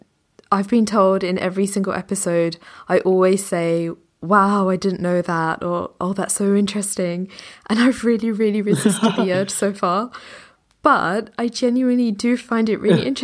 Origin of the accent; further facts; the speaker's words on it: England, United Kingdom; growing up in England, you have Christmas